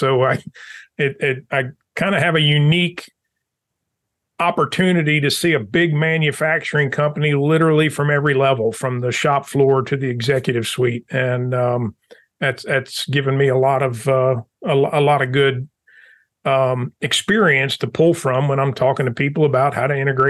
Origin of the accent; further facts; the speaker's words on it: Marion, Virginia, United States; also born or lived in Baltimore / Prince George's County; So I was born in Baltimore. I lived in Baltimore and then outside of Washington in Prince George's County, Maryland until I was about 10 years old. And then we moved to Marion, Virginia.